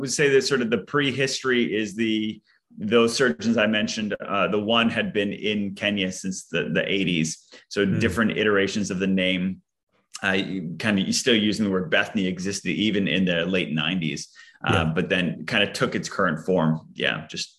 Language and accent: English; Yellowknife, Northwest Territories, Canada; born there; moved away; also born or lived in Kuwait; So I was actually born in Northern Canada, in the Northern Territory or Northwest Territories of Canada, a city called Yellowknife.